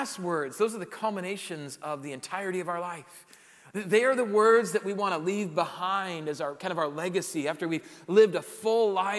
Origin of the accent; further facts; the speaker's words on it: South Dakota, United States; moved away; growing up in South Dakota